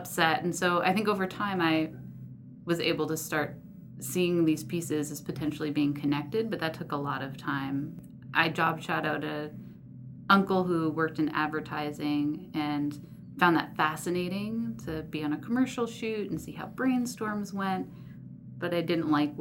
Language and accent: English; New Jersey, United States; also born or lived in Washington, D.C. area; I was born in the D.C. area and then moved to New Jersey and grew up mostly in New Jersey